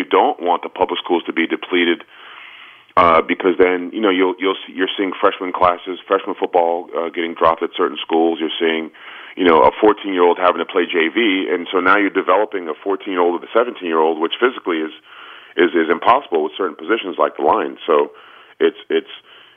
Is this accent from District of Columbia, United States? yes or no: yes; Washington, District of Columbia, United States; now in New Jersey, United States; I grew up in Washington, D.C. and went to Gonzaga High School